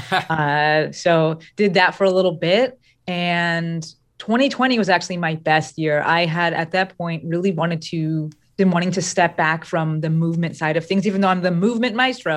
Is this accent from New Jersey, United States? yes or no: yes; New Jersey, United States; I'm from Jersey.